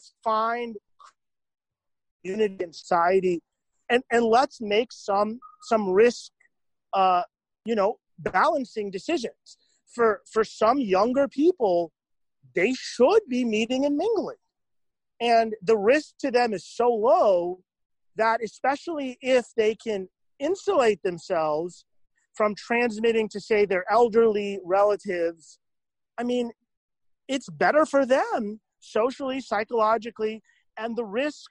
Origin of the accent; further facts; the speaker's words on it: Miami, Florida, United States; I grew up in Miami